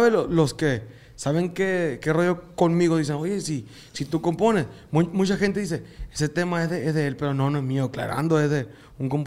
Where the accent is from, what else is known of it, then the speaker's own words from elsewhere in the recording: Hornos, Sonora, Mexico; del mismo pueblo de donde soy yo. ¿Cómo se llama el pueblo, Hornos, Hornos Sonora. De ahí.